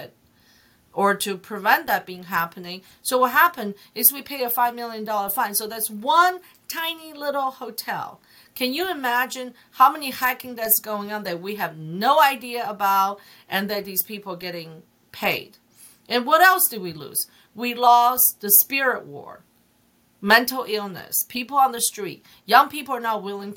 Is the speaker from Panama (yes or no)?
no; China; English is a second language; also born or lived in Hong Kong; now in United States; I grew up in China